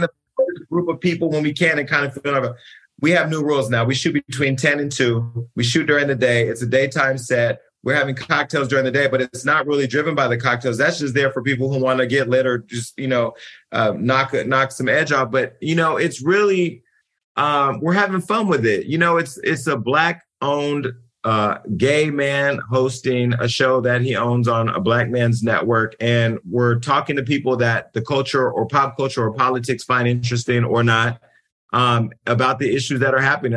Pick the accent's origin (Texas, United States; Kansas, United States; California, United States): California, United States; I'm from California